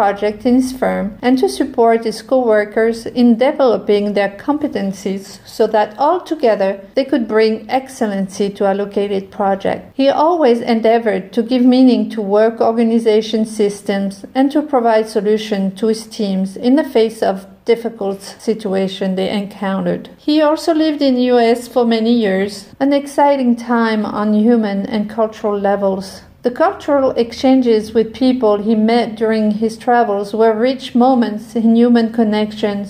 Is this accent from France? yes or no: yes; suburbs of Paris, Île-de-France, France; moved away as an adult; also born or lived in Provence, France; now in United States; I was born in France in a beautiful region called Provence. At the age of 6, my parents moved to the suburbs of Paris, France, where I grew up